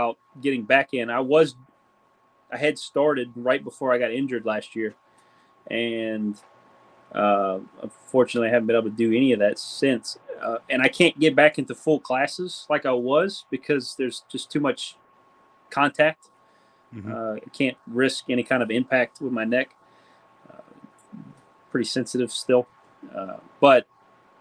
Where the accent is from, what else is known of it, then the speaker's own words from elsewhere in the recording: Louisiana, United States; now in Georgia, United States; we're from Louisiana